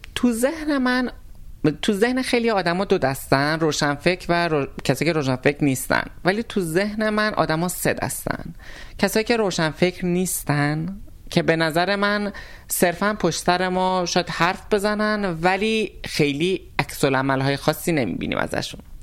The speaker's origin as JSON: {"language": "Persian", "town": "Tabriz", "region": "East Azerbaijan", "country": "Iran", "said": "من آذری هستم این وسط تبریزی هستم"}